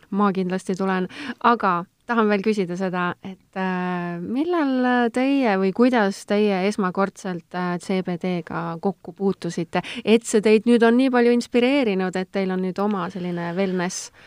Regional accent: Estonia; ma olengi tegelikult keskmine eestlane

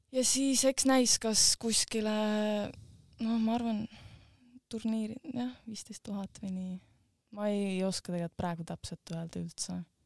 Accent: Estonia; ma olen ka Eestist

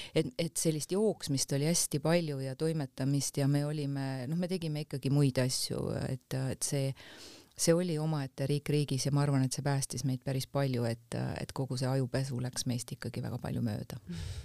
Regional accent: Tammiku, Lääne-Viru County, Estonia; ma olen pärit Tammiku külast, mis on siis ähm, Rakk Jõgeva vahel mm. -hmm. et, äh, et seal kandis on väike Maarja ja Simuna ja sellised kohad ehk Emumäe külje alt täiesti. ja, ja seal on, seal mu lapsepõlv on möödunud

